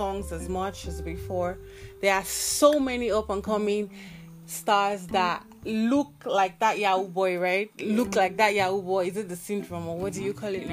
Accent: Nigeria; as Nigerians, especially as Nigerian youth

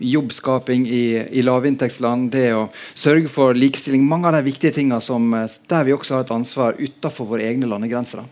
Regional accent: Sunnmøre, Møre og Romsdal, Norway; moved away as an adult; also born or lived in Bergen, Norway; now in Oslo, Norway; jeg har vokst opp på Sunnmøre, men har bodd mesteparten av eh, voksenlivet her i Bergen

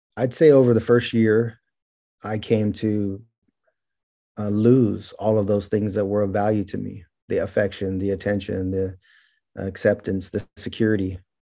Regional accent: Merced, California, United States; born or raised there; also born or lived in Bakersfield, California

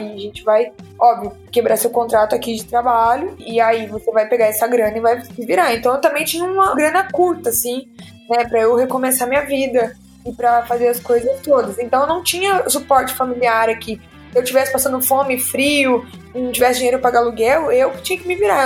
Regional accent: interior of Minas Gerais, Brazil; moved away as an adult; now in São Paulo, Brazil; Eu sou de Minas, do interior de Minas, e eu vim para São Paulo

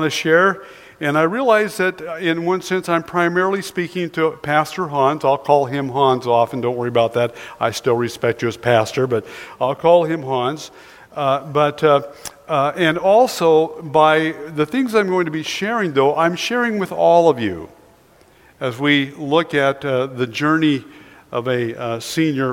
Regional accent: Sweet Home, Oregon, United States; I was born and raised in Sweet Home, Oregon

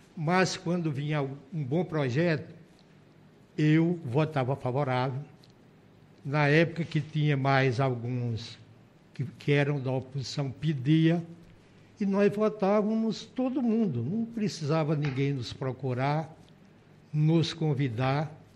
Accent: São José do Egito, Pernambuco, Brazil; moved away as an adult; now in Roraima, Brazil; fui vereador duas vezes em São José do Egito, minha cidade natal.

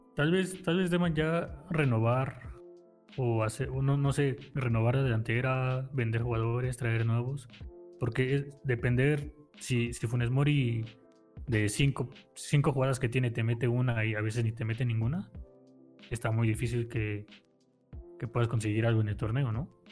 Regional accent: Mexico; yo como mexicano

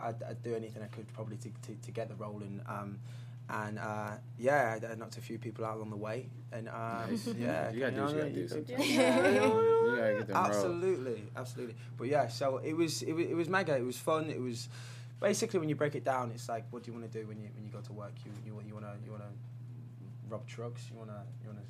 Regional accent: Burnley, North West England, United Kingdom; up in a little village town called Burnley, which is. Notoriously not very pleasant

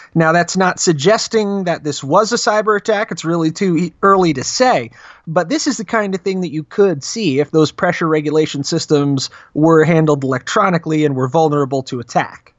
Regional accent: New Jersey, United States; now in Arizona, United States; Was actually born and raised in Jersey

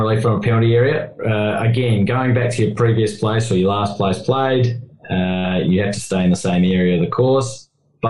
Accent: New Zealand; I'm a Kiwi

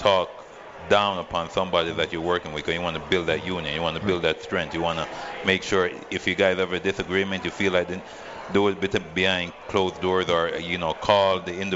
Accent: Freeport, United States; now in Las Vegas, United States; Freeport High School, my hometown

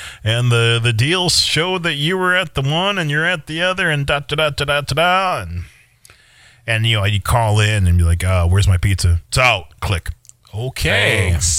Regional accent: Eagan, United States; moved away; So we Ubered to Egan, my hometown.

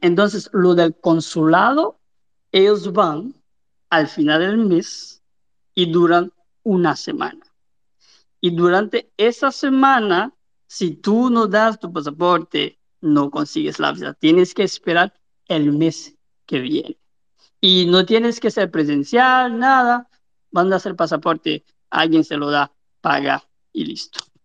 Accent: Cap-Haïtien, Nord, Haiti; yo soy de Cabo

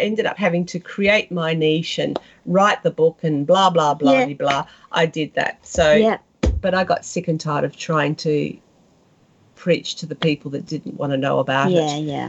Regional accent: South West England, United Kingdom; accent: West Country; In my West Country accent, and he said I sounded like Pam Ayres, which of course I don't.

